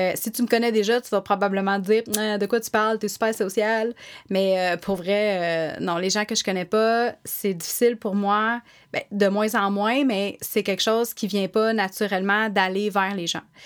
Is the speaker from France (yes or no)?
no; Sainte-Thérèse, Quebec, Canada; also born or lived in Montreal / Blainville / Laval; Je suis née à Montréal, dans le quartier Saint-Henri